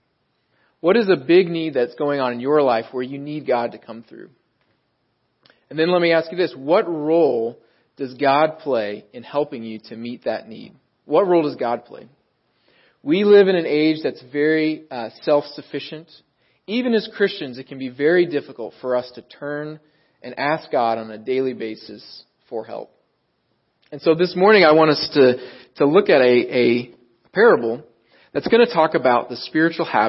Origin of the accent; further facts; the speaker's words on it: Dallas-Fort Worth area, Texas, United States; accent: Texas twang; moved away as an adult; also born or lived in Riverside, California; now in Southern California, United States; I grew up in the Dallas-Fort Worth area. I'm not originally from Southern California